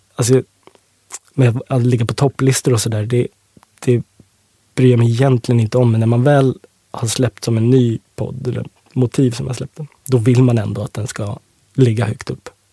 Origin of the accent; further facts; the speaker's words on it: Åkersberga, Stockholm County, Sweden; Jag eh, är uppvuxen eh, i Österskär, Åkersberga